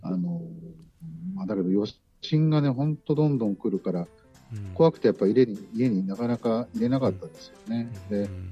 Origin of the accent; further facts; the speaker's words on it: Toyama, Japan; moved away as an adult; now in Nanao, Japan; 僕はもともと富山の出身だったんですけど